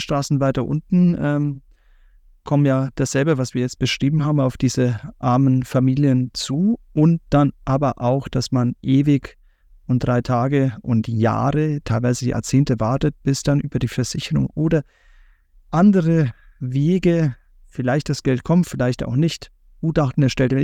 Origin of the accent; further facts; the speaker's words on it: Bavaria, Germany; ich als Bayer